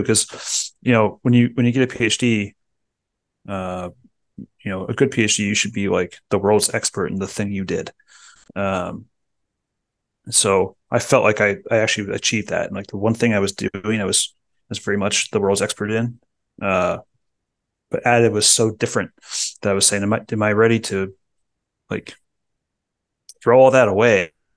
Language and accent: English; Medway, Ohio, United States; I was born in Medway, Ohio, which is Dayton area